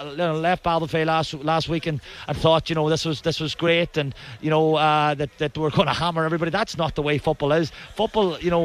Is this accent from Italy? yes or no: no; Donegal, Ulster, Ireland; we're from Donegal